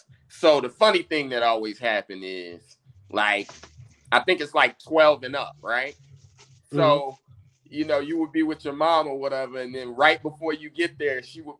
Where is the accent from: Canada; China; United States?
United States; Indianapolis, Indiana; I'm from Indianapolis.